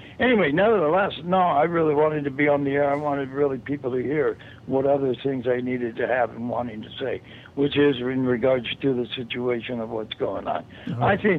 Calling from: California, United States; I'm calling from California.

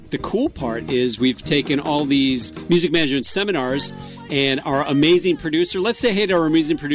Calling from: New York City, New York, United States; Harlem in New York City.

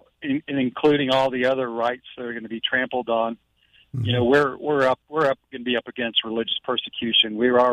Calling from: St. Augustine, Florida, United States; St. Augustine.

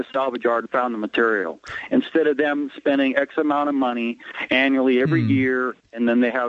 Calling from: West Sacramento, California, United States; I'm calling from West Sacramento, California.

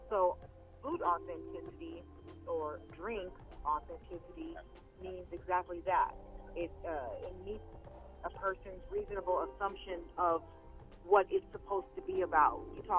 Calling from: Los Angeles, California, United States; Calling from Los Angeles, California.

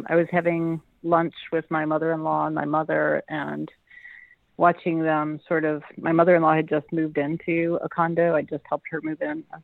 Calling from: Madison, Wisconsin, United States; I'm in Madison, Wisconsin.

